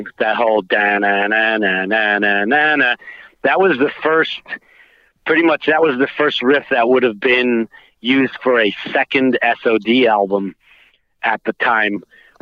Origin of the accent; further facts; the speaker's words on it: New York City, New York, United States; Where I grew up in Queens